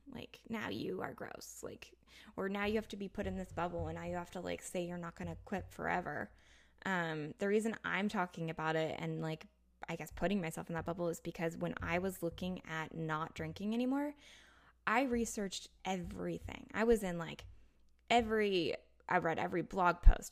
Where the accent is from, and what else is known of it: United States